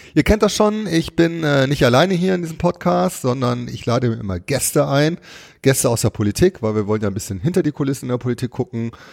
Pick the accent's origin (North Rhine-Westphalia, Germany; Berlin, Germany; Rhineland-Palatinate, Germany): North Rhine-Westphalia, Germany; Duisburg; obwohl ich in Duisburg geboren bin